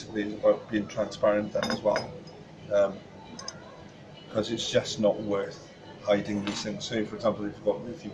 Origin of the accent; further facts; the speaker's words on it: Pontypridd, Wales, United Kingdom; also born or lived in Roos; I'm originally from Pontypridd, but I was born in Roos, actually. Moved up to Pontypridd then